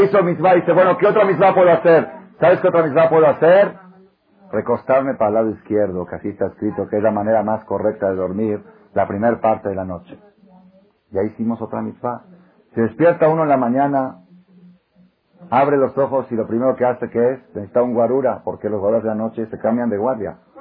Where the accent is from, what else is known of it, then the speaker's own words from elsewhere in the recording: Israel; moved away; yo soy israelí